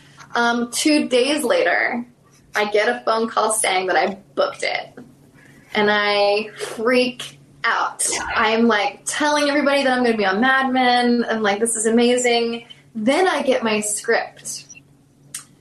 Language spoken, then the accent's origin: English; South Carolina, United States; accent: Southern; I'm from South Carolina